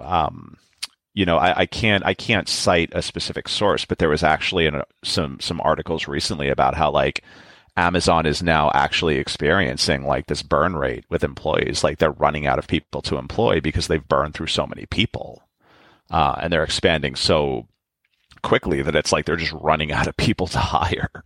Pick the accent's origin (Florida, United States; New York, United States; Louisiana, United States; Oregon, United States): New York, United States; New York City; I, am born and raised in New York